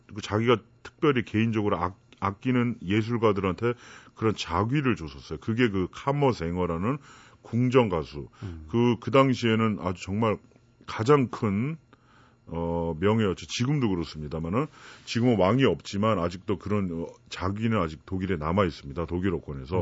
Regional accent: South Korea; moved away as an adult; now in Germany

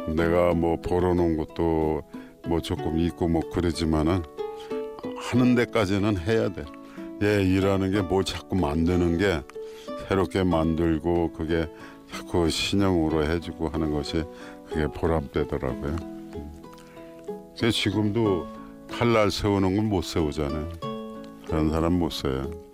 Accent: Cheongju, North Chungcheong, South Korea; moved away; also born or lived in Seoul; 내가 고향이 청주인데

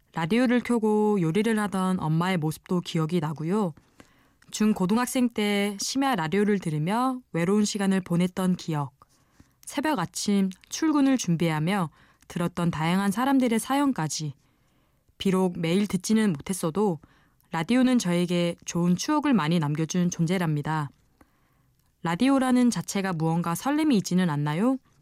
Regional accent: Jeju, South Korea; moved away as an adult; now in Seoul, South Korea; 저는 제주에서 지금 이곳, 서울에 올라온 지도 2개월이 채 안 된 제주 토박이랍니다.

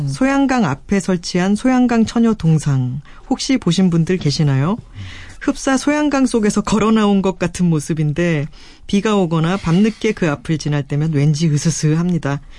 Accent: Busan, South Korea; 부산 제 고향 근처에는

